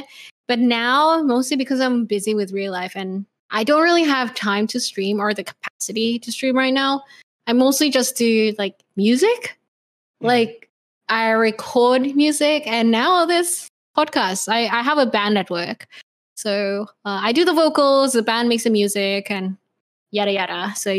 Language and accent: English; Indonesia; English is a second language; also born or lived in Sydney, Australia; I'm from Indonesia, which is fucking Asian. But I spent quite a huge part of my life in Australia, Sydney. I hung out with the ABCs there. It's how I got my accent